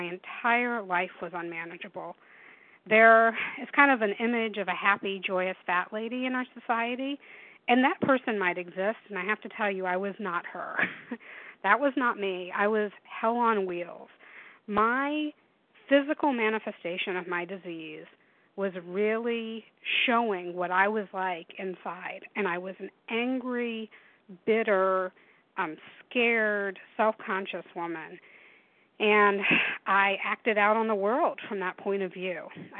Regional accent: the South, United States; I grew up in the South in warm weather, and I am terrified of snow and ice.

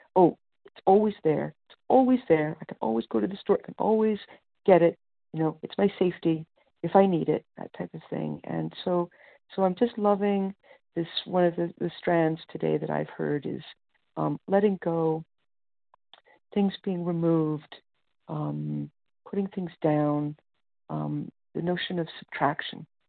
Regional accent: Canada; I'm from Canada

